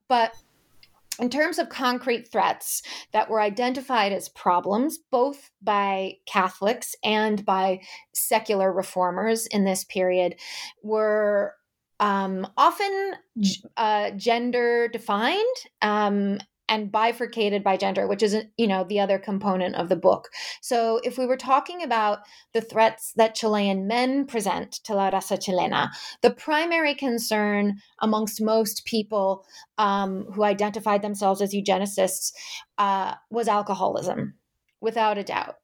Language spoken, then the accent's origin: English; Amherst, Massachusetts, United States; moved away as an adult; I grew up in New England, specifically in Amherst, Massachusetts